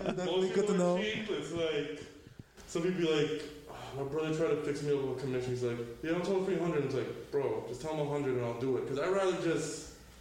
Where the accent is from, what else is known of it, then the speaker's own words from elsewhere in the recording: New York City, New York, United States; accent: New York; I'm from Queens